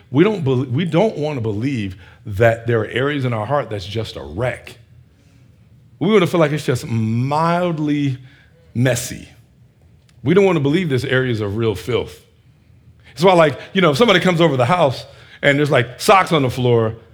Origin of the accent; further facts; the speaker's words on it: Northeast, United States; I'm from this, I'm from the Northeast. This is what we do.